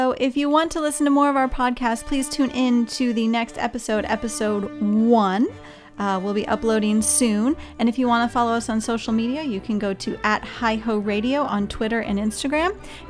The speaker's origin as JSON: {"language": "English", "region": "Midwest", "country": "United States", "said": "I am from the Midwest"}